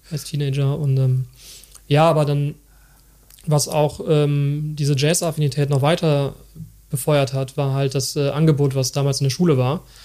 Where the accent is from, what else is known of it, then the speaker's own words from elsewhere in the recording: Bergisches Land, North Rhine-Westphalia, Germany; ich bin dann ähm, auch im Bergischen Land aufgewachsen